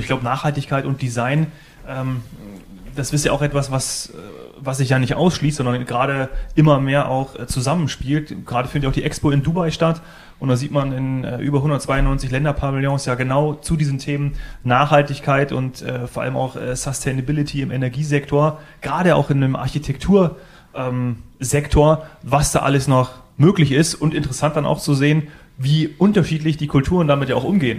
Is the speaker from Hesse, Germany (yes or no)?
yes; Northern Hesse, Germany; now in Bavaria, Germany; ich komme aus Nordhessen